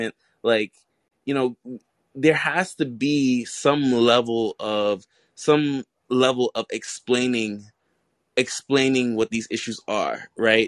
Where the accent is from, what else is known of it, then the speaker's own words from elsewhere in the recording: New York City, New York, United States; I'm from New York City